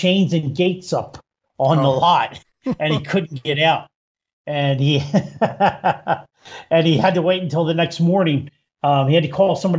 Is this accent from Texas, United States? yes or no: no; Philadelphia, Pennsylvania, United States; I'm from Philadelphia